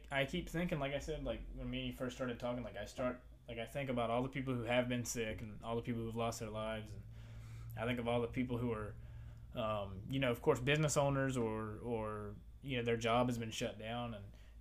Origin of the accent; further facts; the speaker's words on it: Virginia, United States; now in Florida, United States; we're not from Florida, we're from Virginia